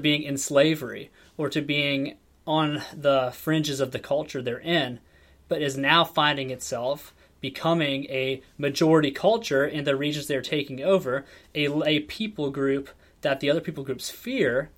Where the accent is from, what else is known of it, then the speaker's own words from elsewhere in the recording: Warren, Ohio, United States; also born or lived in Ashtabula County, Ohio; I grew up in Northeast Ohio